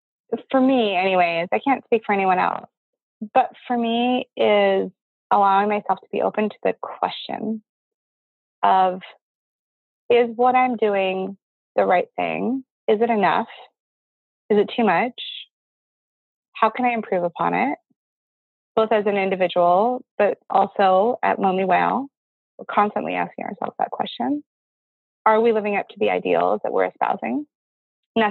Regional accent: Alaska, United States; 15 years old, growing up in Alaska

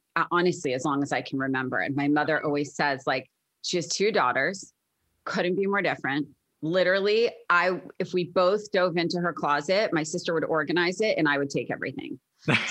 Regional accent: Short Hills, New Jersey, United States; now in Brentwood, United States; I grew up in a town called Short Hills in New Jersey

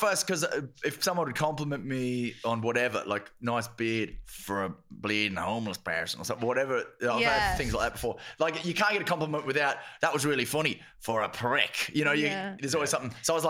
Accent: Dublin, Leinster, Ireland; I'm from Dublin.

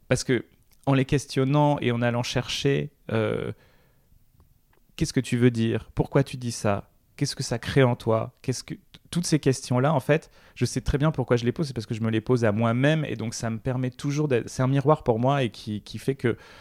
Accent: Réunion; moved away; Quand j'étais petit, je vivais à La Réunion

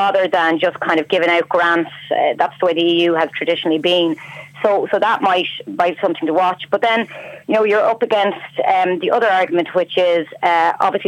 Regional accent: Ireland; now in Brussels, Belgium

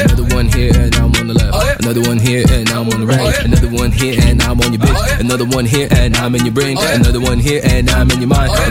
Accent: Haiti; moi je suis haïtien, I don't follow your shit. À 1804 fait des recherches, on a fucking changé le monde.

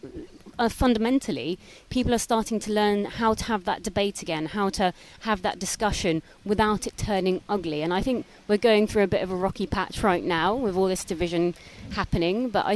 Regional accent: Suffolk, East of England, United Kingdom; moved away; I'm originally from the Sticks. I'm from Suffolk

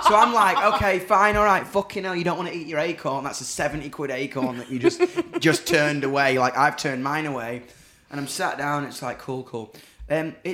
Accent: Doncaster, Yorkshire and the Humber, United Kingdom; I'm from Donny

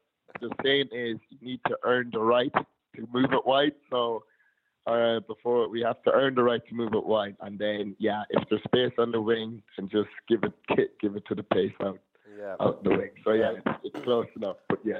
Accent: Tullamore, Offaly, Ireland; my hometown, Tullamore

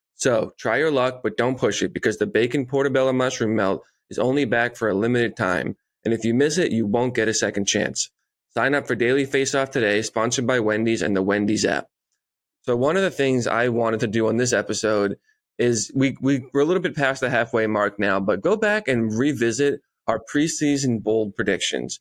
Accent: Marshfield, Massachusetts, United States; in my hometown

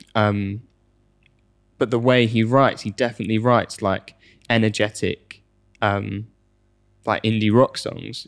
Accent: United Kingdom; And as the British person that was, is used to the tube

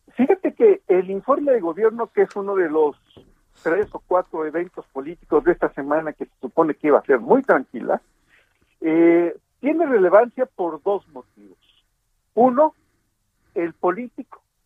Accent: Ixtapaluca, State of Mexico, Mexico; aquí en, mi pueblo, en Ixtapaluca, en el Estado de México

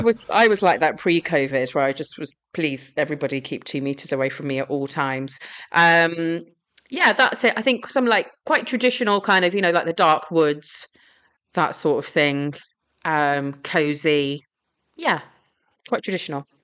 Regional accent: Gravesend, South East England, United Kingdom; I uh, grew up in Gravesend in Kent

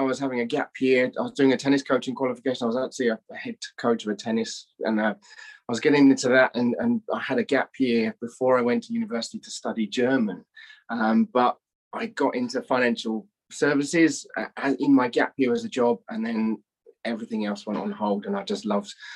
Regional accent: England, United Kingdom; moved away as an adult; also born or lived in London; now in Australia; I'm English, you can probably tell.

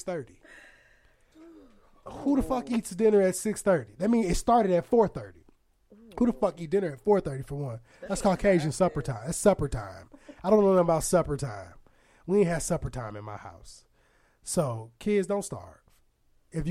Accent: Aurora, Illinois, United States; moved away as an adult; now in St. Louis, United States; I'm from Aurora, Illinois, which is by Chicago

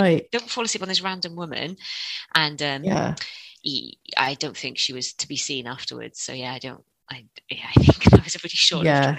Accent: Cardiff, Wales, United Kingdom; we're from Cardiff

